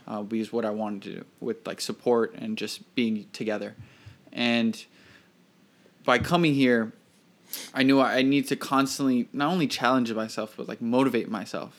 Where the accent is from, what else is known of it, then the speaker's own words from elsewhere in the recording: Miami, Florida, United States; moved away as an adult; now in New York, United States; Florida born, born and raised in Miami, Florida